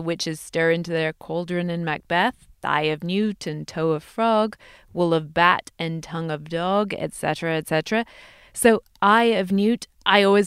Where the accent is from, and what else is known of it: England, United Kingdom; moved away